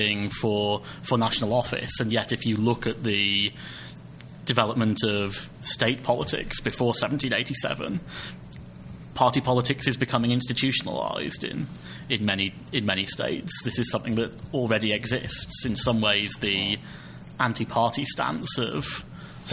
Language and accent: English; United Kingdom; speaking as a Brit